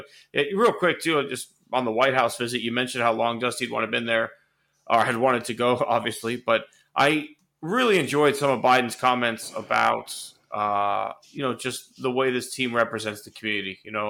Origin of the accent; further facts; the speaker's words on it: Houston, Texas, United States; I grew up in Houston, so I saw them do this my whole life.